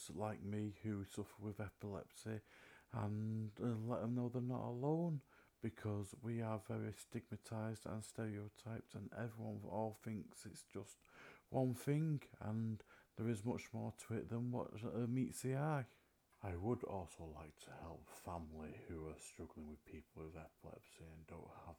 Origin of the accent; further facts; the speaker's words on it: Manchester, North West England, United Kingdom; I'm from Manchester, England